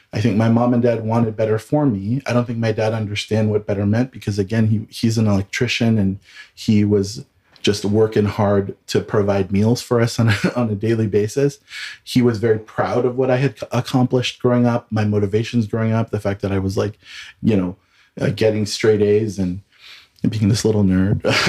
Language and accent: English; Southern California, United States; moved away as an adult; also born or lived in Washington, D.C. / San Francisco; now in Denver, United States; I am originally from Southern California, born and raised